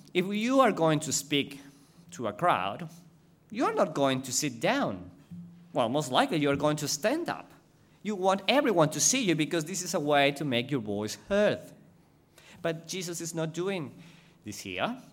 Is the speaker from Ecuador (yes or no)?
yes; Ecuador; English is a second language; moved away as an adult; now in Australia; I was going to go back to Ecuador